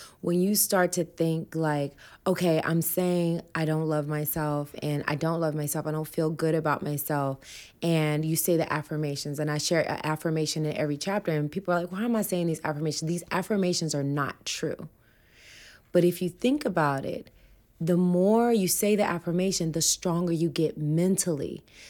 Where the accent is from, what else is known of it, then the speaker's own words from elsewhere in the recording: the South, United States; and I'm from the South, and no one in my family is plant-based